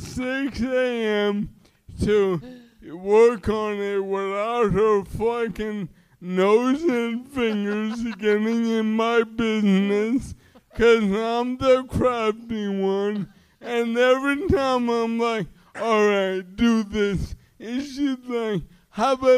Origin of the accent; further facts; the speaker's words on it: New York City, New York, United States; I'm from Flushing, Queens.